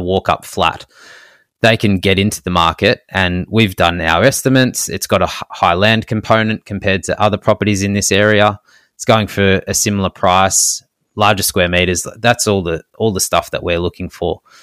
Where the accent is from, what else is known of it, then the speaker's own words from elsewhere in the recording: Melbourne, Victoria, Australia; we're from Melbourne